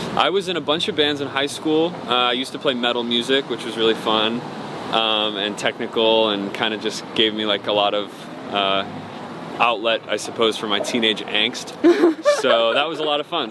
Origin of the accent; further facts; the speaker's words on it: Cleveland, Ohio, United States; I was born in Cleveland, Ohio